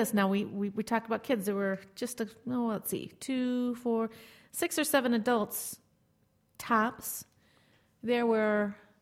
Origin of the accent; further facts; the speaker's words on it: De Pere, Wisconsin, United States; where I grew up in De Pere, at least the high school into college years